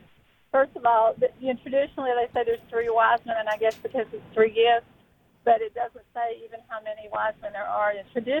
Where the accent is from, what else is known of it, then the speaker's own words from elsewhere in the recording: Virginia, United States; I'm from Virginia.